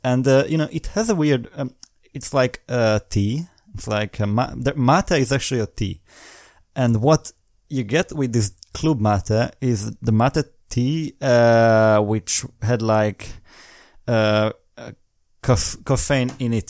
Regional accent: Hungary; English is a second language; I'm from Hungary

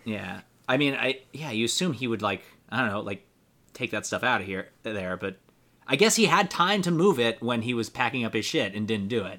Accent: United States; I'm an American

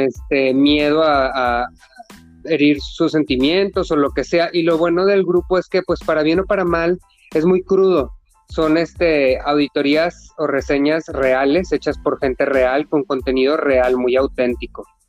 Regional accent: Mexico; así somos los mexicanos

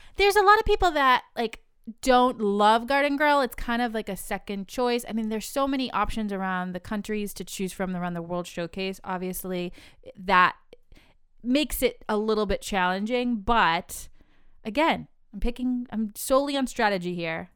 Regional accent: New England, United States; I'm from New England

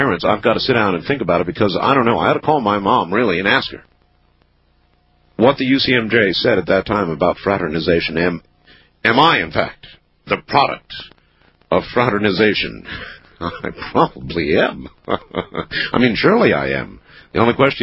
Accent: Camp Lejeune, North Carolina, United States; My mother was a drill instructor at Camp Lejeune, which is where I was born in North Carolina.

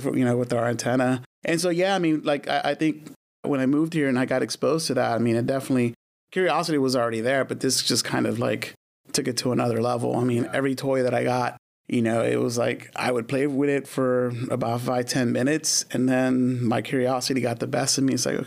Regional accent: Los Angeles, California, United States; also born or lived in Glendale, California; I was there until pretty much the end of fourth grade.

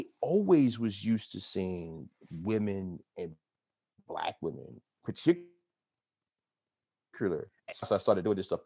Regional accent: Atlanta, Georgia, United States; moved away as an adult; now in Pittsburgh, United States; growing up in Atlanta, I was used to seeing Black

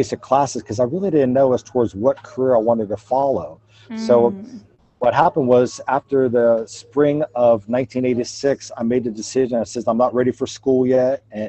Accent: McDonald, Ohio, United States; moved away as an adult; also born or lived in Myrtle Beach, South Carolina / Augusta, Georgia / Guam / Illinois; I was born and raised in the Mahoning Valley. I attended McDonald High School. I graduated in 1981

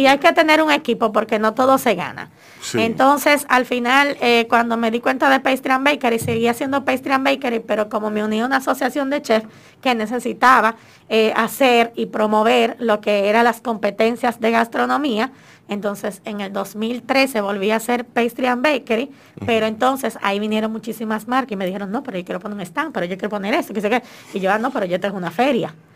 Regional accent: Dominican Republic; cómo somos los dominicanos

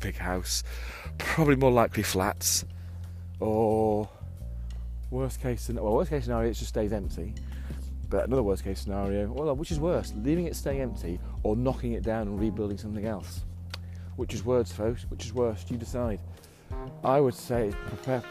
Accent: England, United Kingdom; I'm from England

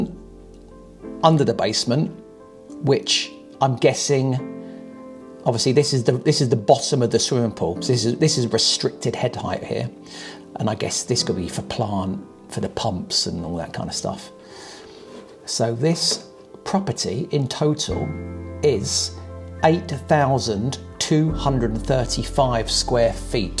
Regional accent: Portsmouth, South East England, United Kingdom; where I was born in Portsmouth

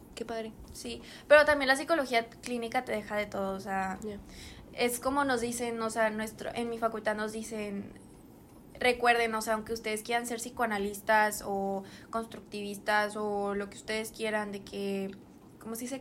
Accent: San Nicolás de los Garza, Nuevo León, Mexico; nosotras somos de San Nicolás.

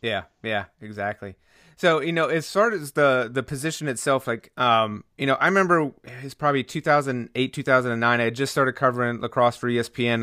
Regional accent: North Carolina, United States; I grew up playing baseball in North Carolina

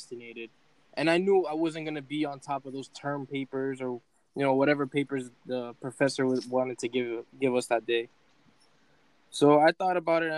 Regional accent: Lawrence, Massachusetts, United States; I'm from Lawrence

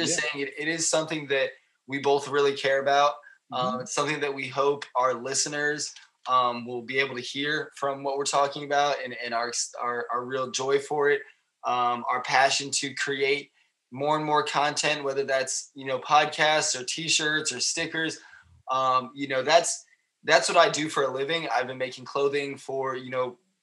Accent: United States; being American

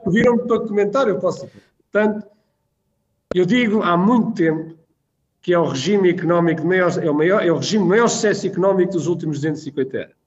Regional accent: Espinho, Aveiro District, Portugal; Vivi toda a minha infância em Espinho

